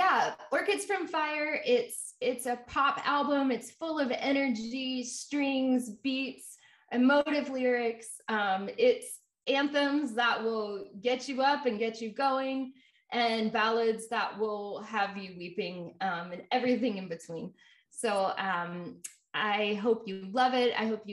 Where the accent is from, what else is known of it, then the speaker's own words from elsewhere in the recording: Jacksonville, Florida, United States; Jacksonville, Florida.